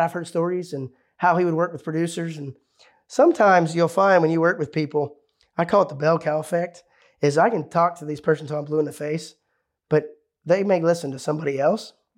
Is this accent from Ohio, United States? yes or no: yes; Ohio, United States; This is my home state I grew up in.